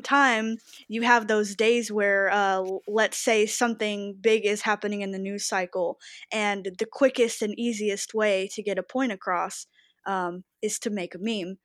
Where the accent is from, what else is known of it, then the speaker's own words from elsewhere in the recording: Texas, United States; I was raised in the South, in Texas, and both my parents were Republican